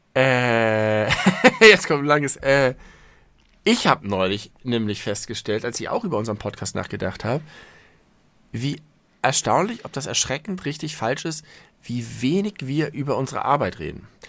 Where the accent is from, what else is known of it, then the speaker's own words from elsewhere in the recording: Germany; also born or lived in Hamburg; fühle ich mich in vielerlei Hinsicht sehr als Deutscher. Zum einen, weil ich natürlich sehr stark deutsch geprägt bin